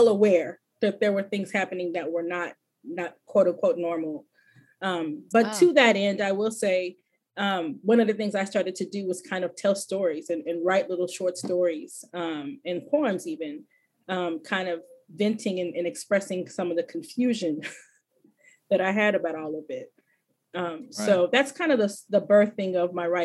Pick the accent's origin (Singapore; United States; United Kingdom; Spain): United States; Fort Worth, Texas; also born or lived in Corpus Christi, Texas; We moved to Fort Worth when I was a little older. I want to say I was 8 or 9 when we moved